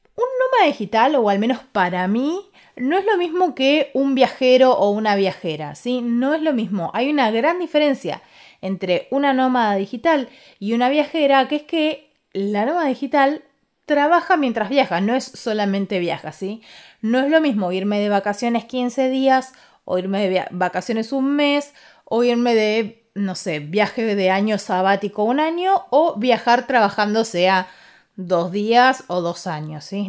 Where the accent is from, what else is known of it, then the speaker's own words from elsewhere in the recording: Ushuaia, Tierra del Fuego, Argentina; now in Buenos Aires, Argentina; me fui a Ushuaia, que es de donde soy yo